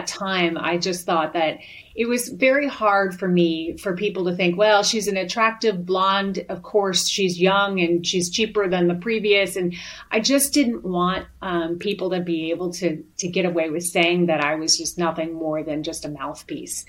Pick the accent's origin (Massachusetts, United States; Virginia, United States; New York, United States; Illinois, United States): Illinois, United States; Chicago; moved away as an adult; also born or lived in Amarillo, Texas; I'm originally from Chicago